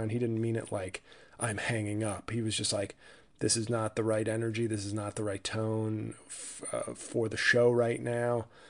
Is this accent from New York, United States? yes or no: yes; New York, United States; now in New Jersey, United States; I live in Jersey. I'm from New York.